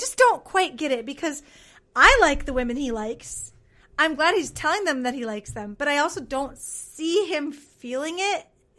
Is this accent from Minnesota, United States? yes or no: yes; Minnesota, United States; I'm also a Minnesotan